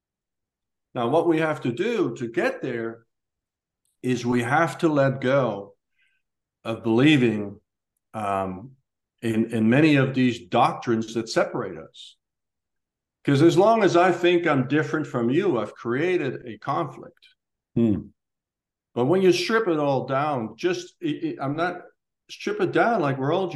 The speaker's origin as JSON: {"language": "English", "country": "Netherlands", "tie": "born or raised there", "moved": "yes", "said": "born in Holland to these parents and grew up in this neighborhood and this house with these brothers"}